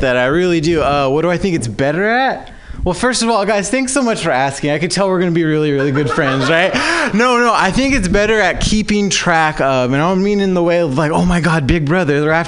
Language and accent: English; Southern California, United States; now in San Francisco Bay Area, United States; I'm actually from Southern California.